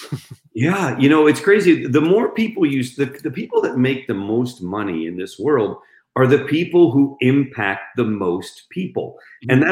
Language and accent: English; Spain; moved away; I grew up in Spain, so I speak Spanish